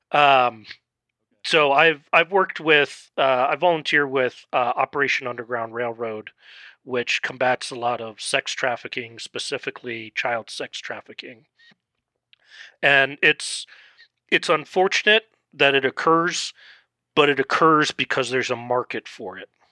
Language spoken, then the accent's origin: English; Netherlands; now in Colorado, United States; I grew up in the Netherlands